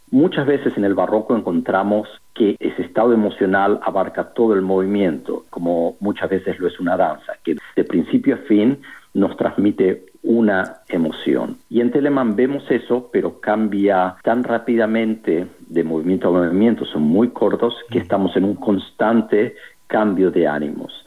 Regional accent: Argentina; moved away as an adult; also born or lived in Freiburg, Germany / Toronto, Canada / Miami, United States / Texas, United States; now in Portland, United States; Me fui de Argentina hace más de 25 años, estudié en Freiburg, en Alemania, luego estuve dos años en Toronto, en Canadá

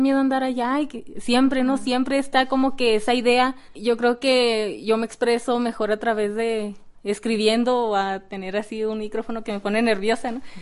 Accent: Ciudad Juárez, Chihuahua, Mexico; ¿de dónde eres? De Ciudad Juárez

